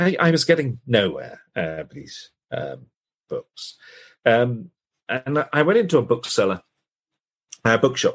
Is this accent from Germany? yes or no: no; United Kingdom; I'm British